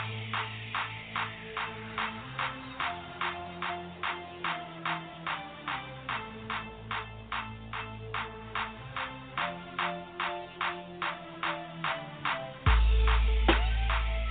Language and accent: English; Needham, Massachusetts, United States; when I grew up in Needham, it was a fucking stupid Jew town